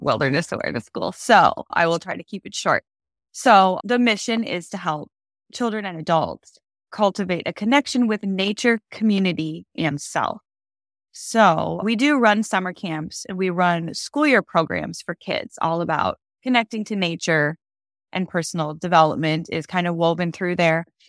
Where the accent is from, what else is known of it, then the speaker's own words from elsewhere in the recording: Minnesota, United States; moved away; I grew up in Minnesota